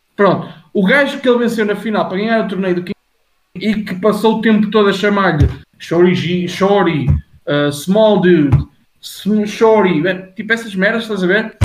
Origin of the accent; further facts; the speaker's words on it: Portugal; Eu estou tão habituado a falar inglês durante, tipo, o meu dia a dia e tudo, e eu sou português